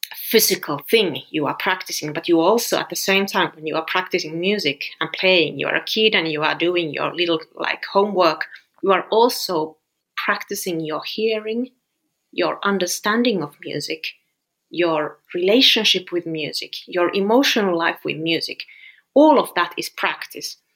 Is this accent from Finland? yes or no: yes; Finland; I'm from Finland